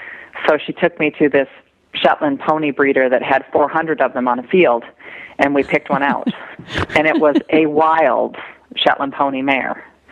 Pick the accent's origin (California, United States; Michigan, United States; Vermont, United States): Michigan, United States; In Michigan.